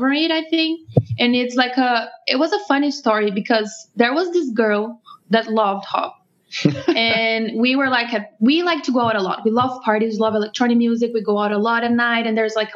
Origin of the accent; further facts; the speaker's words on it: Brazil; moved away as an adult; now in New York, United States; I'm originally from Brazil, and we're living now, me and Rob, my husband, in New York.